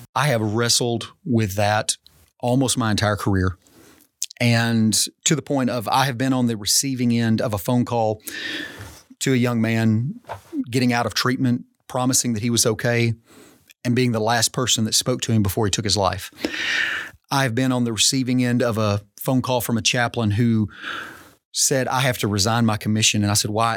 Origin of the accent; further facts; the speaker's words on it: Arkansas, United States; as all Arkansans